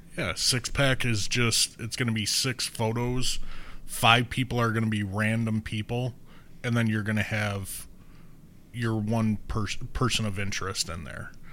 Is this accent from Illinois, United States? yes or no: yes; Oak Lawn, Illinois, United States; I was born there?